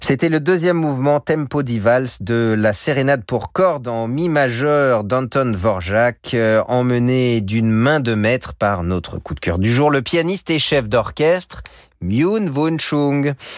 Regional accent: France; chez nous en France

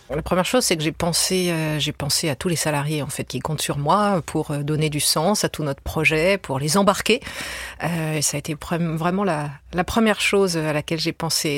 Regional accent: France; je suis française

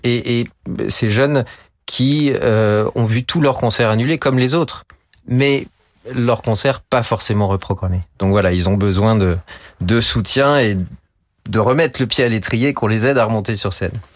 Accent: Chambéry, Auvergne-Rhône-Alpes, France; dans ma ville natale

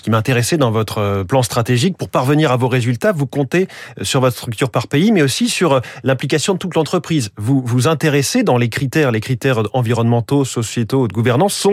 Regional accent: France; chez nous en France

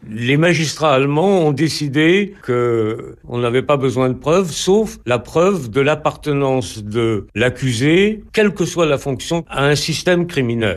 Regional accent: France; chez nous en France

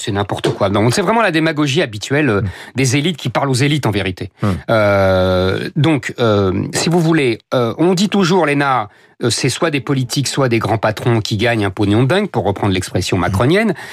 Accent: France; on s'est tous retrouvés catholiques euh, parce qu'on est français.

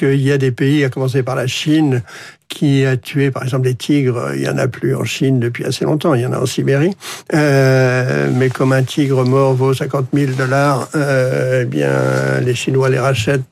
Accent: Brittany, France; en Bretagne, que, qui est mon pays d'origine et une région que je connais bien

